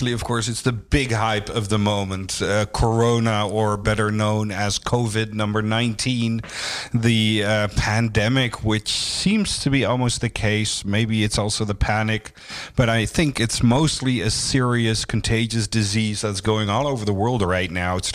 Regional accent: Amsterdam, North Holland, Netherlands; I've been living most of my life here in Amsterdam.

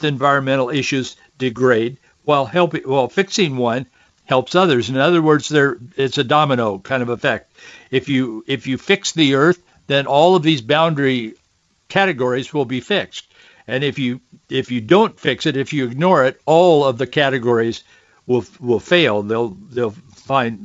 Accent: the Northwest, Pacific Northwest, United States; I grew up here in the Northwest

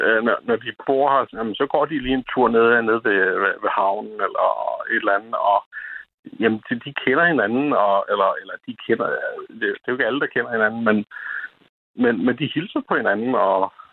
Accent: Lolland, Zealand, Denmark; jeg var født og opvokset på Lolland

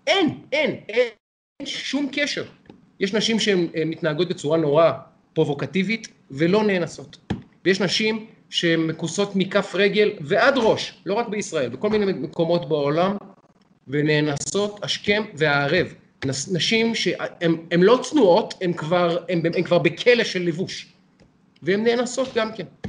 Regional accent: Israel; אני ישראלי

